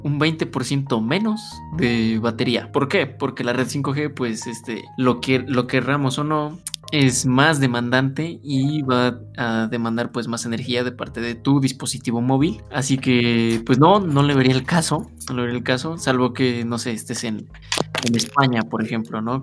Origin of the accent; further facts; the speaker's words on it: Mexico; somos mexicanos